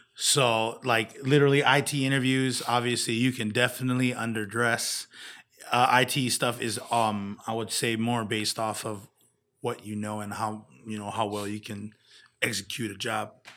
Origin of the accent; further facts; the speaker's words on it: Kona, Hawaii, United States; now in Las Vegas, United States; my hometown